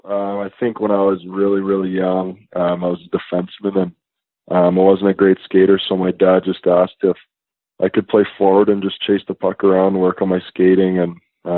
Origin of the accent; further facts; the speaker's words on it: St. Louis, Missouri, United States; No, I was born in St. Louis. So I lived in St. Louis with him there.